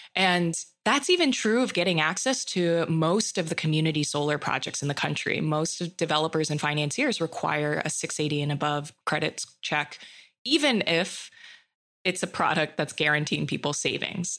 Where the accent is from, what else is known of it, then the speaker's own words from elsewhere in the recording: Hawaii, United States; I was born and raised in Hawaii